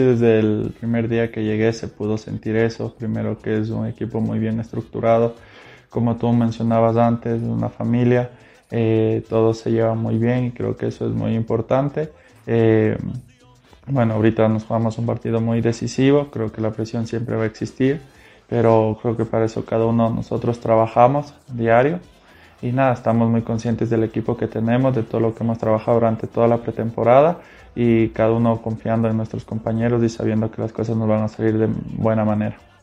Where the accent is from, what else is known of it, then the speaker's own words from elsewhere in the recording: Quito, Pichincha, Ecuador; soy quiteño, tengo 27 años